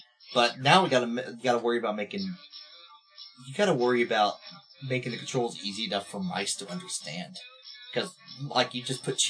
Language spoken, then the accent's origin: English; New York, United States; I don't know why I'm from New York.